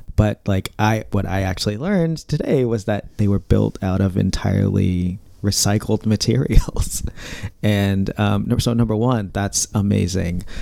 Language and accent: English; Indiana, United States; now in East Coast, United States; I grew up in Indiana, so not a lot of water around, but now I live on the East Coast